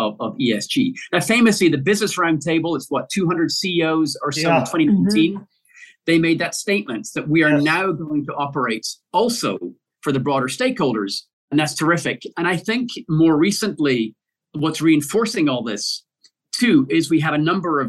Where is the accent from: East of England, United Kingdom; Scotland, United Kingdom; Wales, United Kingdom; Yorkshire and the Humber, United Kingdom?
Scotland, United Kingdom; Glasgow; my hometown in Glasgow in Scotland